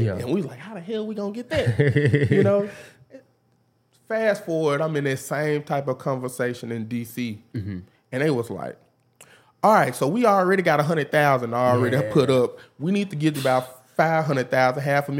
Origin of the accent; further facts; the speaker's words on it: Memphis, Tennessee, United States; We hustlers. We come from Memphis. You don't need much.